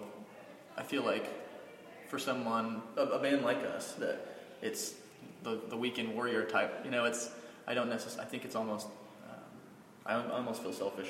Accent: Hydro, Oklahoma, United States; also born or lived in Weatherford, Oklahoma; now in Oklahoma City, United States; I grew up in Hydro, Oklahoma

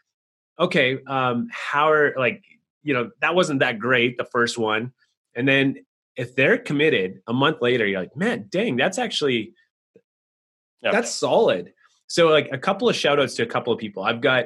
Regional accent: Canada; I'm from Canada. We're just considered the North

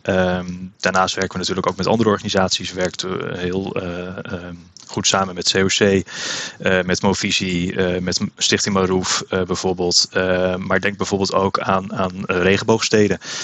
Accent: Woudenberg, Utrecht, Netherlands; also born or lived in Amersfoort; ik kom zelf uit Woudenberg, eh, ben opgegroeid in de toenmalige Nederlands hervormde kerk toen nog.

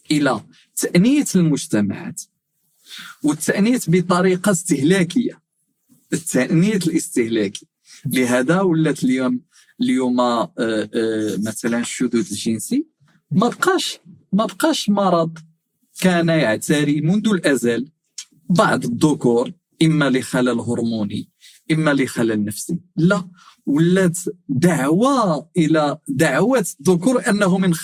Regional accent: Tetouan, Tanger-Tetouan-Al Hoceima, Morocco; born there; من مواليد مدينه تطوان 42 سنه آه، درست الحقوق في مدينه الرباط

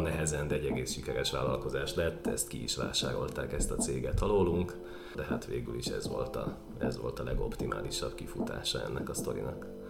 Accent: Budapest, Hungary; nem túl gazdag, de mégiscsak budai értelmiségi családba születtem

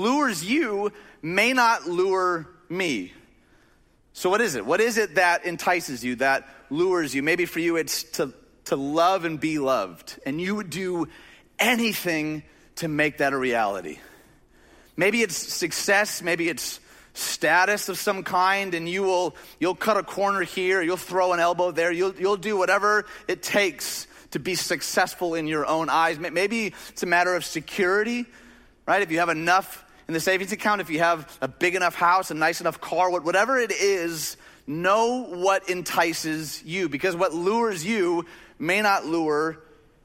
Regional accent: Chicagoland, Illinois, United States; we grew up in Chicagoland

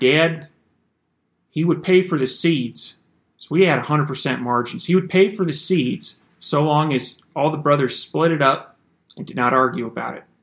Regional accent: Iowa, United States; So I grew up in Iowa and had four younger brothers

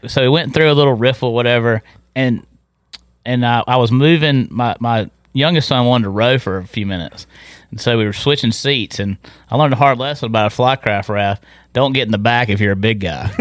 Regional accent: Tarboro, North Carolina, United States; moved away as an adult; also born or lived in Hatteras, North Carolina; I grew up in Tarboro

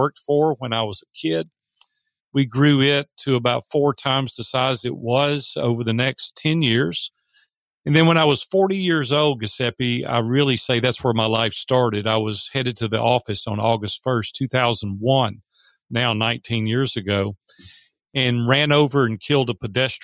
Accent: Nashville, Tennessee, United States; I was raised in Nashville, Tennessee, three generations deep here, so I love Nashville

